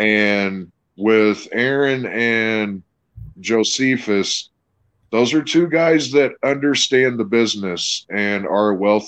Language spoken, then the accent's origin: English; Evansville, Indiana, United States; Well, I grew up in Southwest Indiana, in Evansville, Indiana.